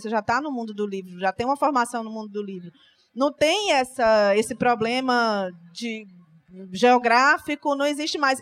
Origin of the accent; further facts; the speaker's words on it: Fortaleza, Ceará, Brazil; real oficial eu sou de Fortaleza. Do Ceará